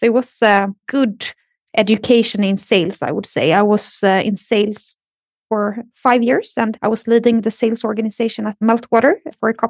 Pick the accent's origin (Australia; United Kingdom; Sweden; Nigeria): Sweden; also born or lived in Lund / Stockholm; I am born and raised in Sweden, and I live in Stockholm since 2011.